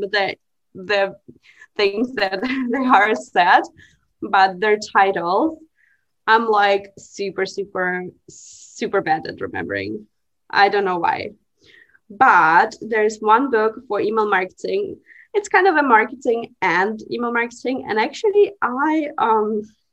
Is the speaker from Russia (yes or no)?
yes; Russia; moved away; I'm from Russia